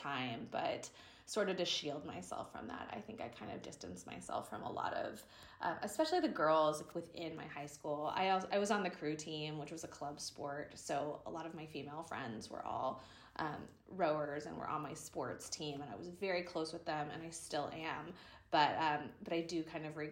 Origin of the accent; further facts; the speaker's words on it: Sarasota, Florida, United States; moved away as an adult; now in Dallas, United States; Sarasota, my hometown, because it's on the beach.